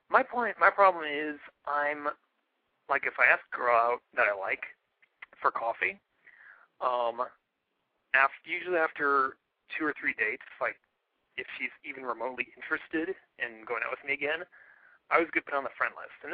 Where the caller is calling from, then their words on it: San Francisco, California, United States; No, I'm 30 from San Francisco.